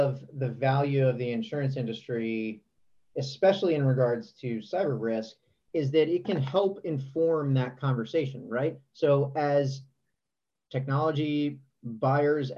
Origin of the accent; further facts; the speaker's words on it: Virginia, United States; I grew up in Virginia